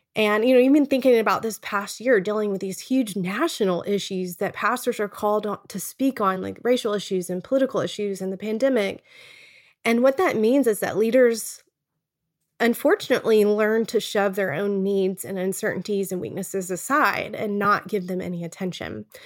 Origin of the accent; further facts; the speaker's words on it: Texas, United States; moved away as an adult; now in Charlottesville, United States; We're originally from Texas, but now live in Charlottesville.